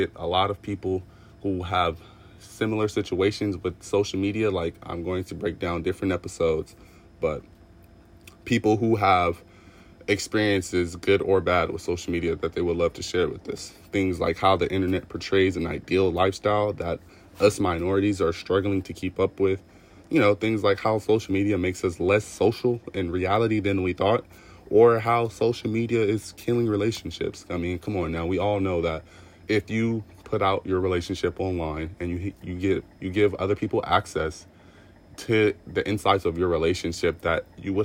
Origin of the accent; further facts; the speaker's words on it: Los Angeles, California, United States; I am from Los Angeles, California